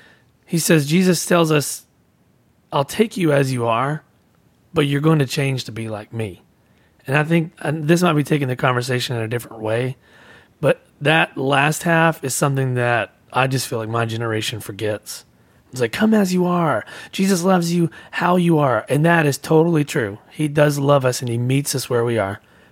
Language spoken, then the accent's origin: English; the South, United States; I was raised in the South and went to a Southern Baptist church